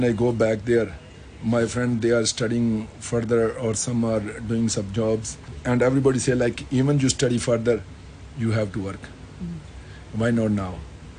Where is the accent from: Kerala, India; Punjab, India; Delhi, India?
Punjab, India; Amritsar; English is a second language; moved away as an adult; now in Hong Kong; I'm from Punjab, India, the northern part of India. And we're known as Punjabis.